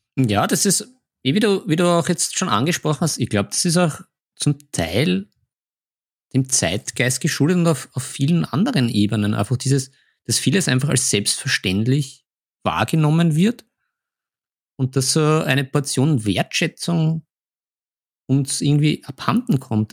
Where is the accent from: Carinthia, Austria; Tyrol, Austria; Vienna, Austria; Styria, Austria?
Vienna, Austria; bei uns in Wien